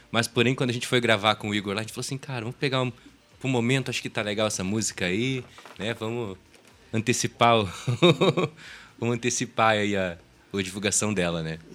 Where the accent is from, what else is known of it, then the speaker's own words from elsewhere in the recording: Curitiba, Paraná, Brazil; somos curitibanos. Não adianta eu querer cantar forró com um sotaque nordestino que eu não tenho